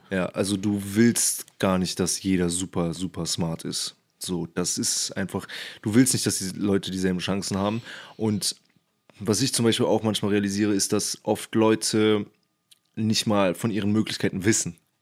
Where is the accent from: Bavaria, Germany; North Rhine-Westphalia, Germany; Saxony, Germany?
North Rhine-Westphalia, Germany; Cologne; Ich komme übrigens aus Köln